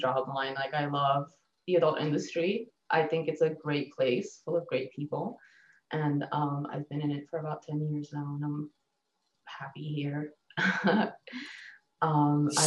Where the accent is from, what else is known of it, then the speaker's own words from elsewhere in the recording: Bulgaria; also born or lived in Germany; now in Denver, United States; I was born in Bulgaria